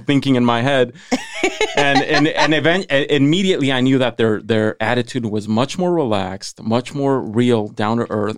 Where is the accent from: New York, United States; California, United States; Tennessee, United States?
California, United States; Salinas; I was born and raised in Salinas